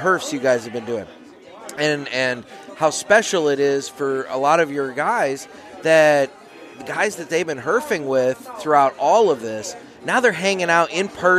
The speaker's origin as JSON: {"language": "English", "area": "St. Louis area", "region": "Illinois side", "country": "United States", "said": "We're from the St. Louis area."}